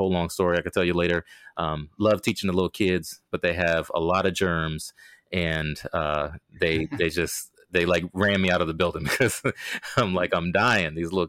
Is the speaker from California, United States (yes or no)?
no; Maryland, United States; also born or lived in Okinawa, Japan; I mean, I was born in Okinawa, Japan, because of my dad's military service. And so my whole life, once we landed in Maryland, was on a large military installation.